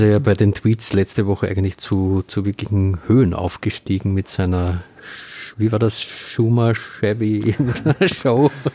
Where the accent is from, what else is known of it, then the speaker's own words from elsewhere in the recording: Austria; als äh, Österreicher oder als halbwegs Politik interessierter Österreicher